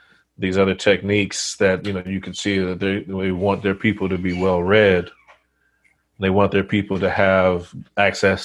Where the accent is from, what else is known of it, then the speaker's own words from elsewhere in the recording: United States; as an American